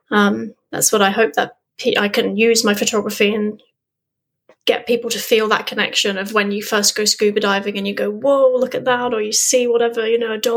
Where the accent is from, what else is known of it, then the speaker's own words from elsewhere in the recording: England, United Kingdom; I growing up in England, as I said, I never would have dreamt that I would have been able to see a humpback